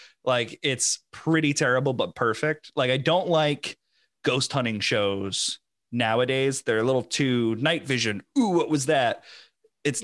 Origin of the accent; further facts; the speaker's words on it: southeastern Connecticut, United States; also born or lived in Long Island, New York; now in New Jersey, United States; where I grew up in Connecticut, southeastern Connecticut